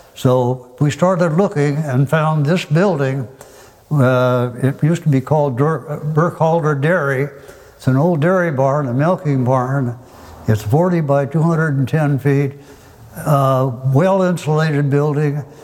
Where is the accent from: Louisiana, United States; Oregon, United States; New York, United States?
Oregon, United States; Forest Grove; I was born and raised in Forest Grove